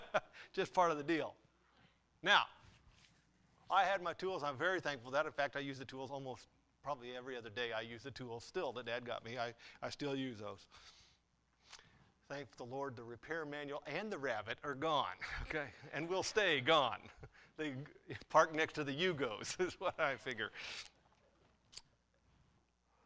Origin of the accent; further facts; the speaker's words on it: Runnels, United States; I grew up in Runnels